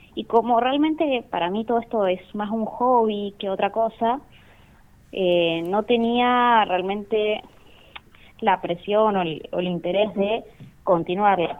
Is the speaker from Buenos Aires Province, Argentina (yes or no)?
no; Rawson, Chubut, Argentina; yo soy de Rawson